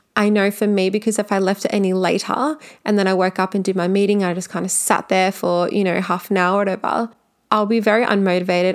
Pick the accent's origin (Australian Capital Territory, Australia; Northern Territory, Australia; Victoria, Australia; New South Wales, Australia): Victoria, Australia; Melbourne; I am from Melbourne